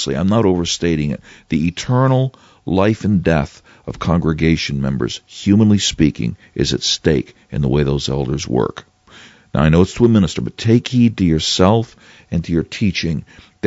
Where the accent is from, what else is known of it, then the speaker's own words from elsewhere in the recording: New York City, New York, United States; I'm from the New York City area